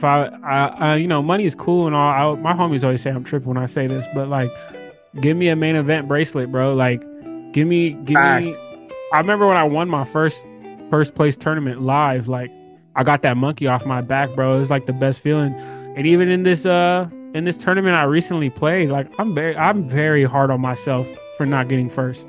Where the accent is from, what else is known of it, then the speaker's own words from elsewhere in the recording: Inland Empire, east of LA, California, United States; I was born in Inland Empire, east of LA. My parents were from Egypt. I was born out here.